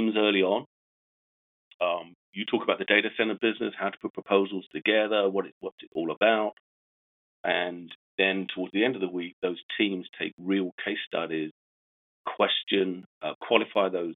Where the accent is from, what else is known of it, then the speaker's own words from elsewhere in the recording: England, United Kingdom; I'm English